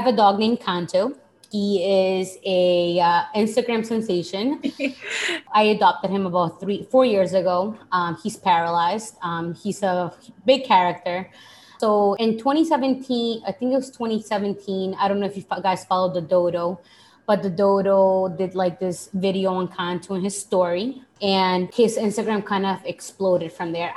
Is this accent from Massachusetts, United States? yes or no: yes; Boston, Massachusetts, United States; also born or lived in Lima, Peru; I am Peruvian. I was born in Peru, I'm from Boston. I'm currently living in Boston